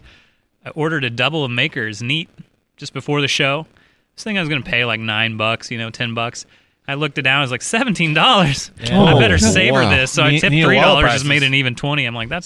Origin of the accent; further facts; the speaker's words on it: Iowa, United States; moved away; it's a little small town up in Iowa.